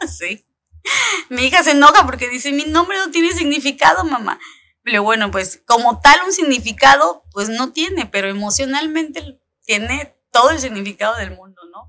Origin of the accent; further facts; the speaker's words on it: Coyuca de Benítez, Guerrero, Mexico; also born or lived in Acapulco / Chilpancingo; Nací en Acapulco, un veinticinco de noviembre del ochenta y cinco, ya hace algunos añitos. Eh, mi infancia, eh, toda mi infancia la viví en Coyuca de Benítez